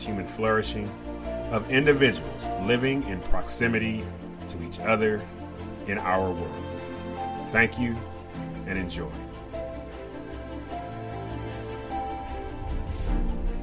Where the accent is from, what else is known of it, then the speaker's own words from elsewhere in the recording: Kentucky, United States; my home state of Kentucky